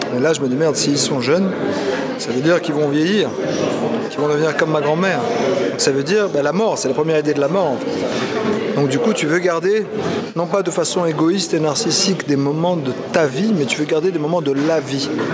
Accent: Paris, Île-de-France, France; depuis que je suis né à Paris, je passe quasiment tous les jours devant la Tour Eiffel

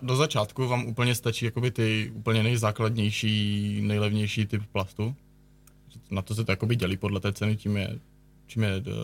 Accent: Nový Jičín, Moravian-Silesian Region, Czechia; oba dva jsme z Nového Jičína

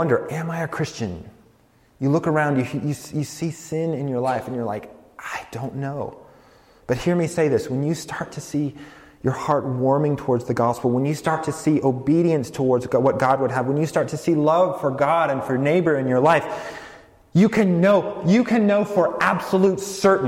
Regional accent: rural Colorado, United States; moved away as an adult; also born or lived in New York City; I grew up in Colorado, rural Colorado, nothing like New York City.

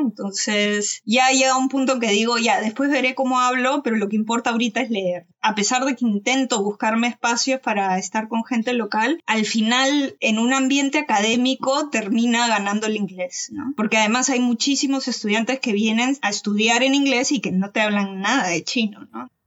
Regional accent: Peru; also born or lived in Malaysia; cuando volvimos a Perú

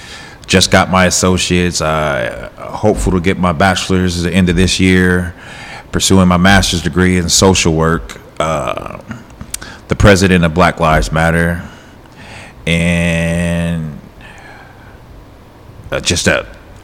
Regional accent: Topeka, Kansas, United States; born and raised in Topeka, Kansas. I don't know, my parents are, my pops is a bishop, my mom's a first lady in the church. Grew up in the church

